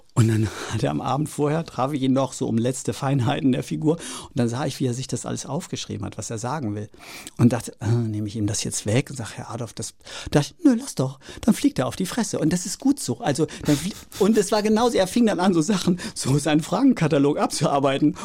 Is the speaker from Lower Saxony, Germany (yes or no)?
yes; Oldenburg, Lower Saxony, Germany; moved away as an adult; also born or lived in Rostock; der kleine Junge aus Oldenburg